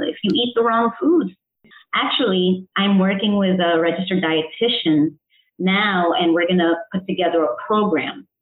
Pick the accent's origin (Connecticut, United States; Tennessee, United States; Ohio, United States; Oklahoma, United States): Connecticut, United States; also born or lived in El Salvador; I was born in El Salvador, raised in Connecticut in the United States